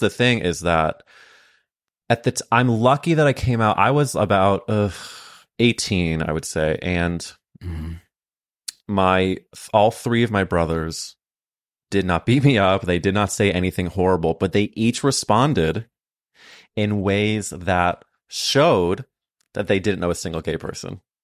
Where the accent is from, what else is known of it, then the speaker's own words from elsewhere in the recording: St. Louis, Missouri, United States; we grew up in St. Louis at different times